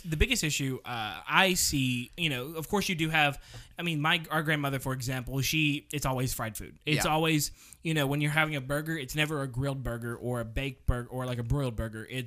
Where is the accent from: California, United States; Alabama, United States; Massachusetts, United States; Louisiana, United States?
Alabama, United States; Central; we are all from Alabama. We are all from Central Alabama.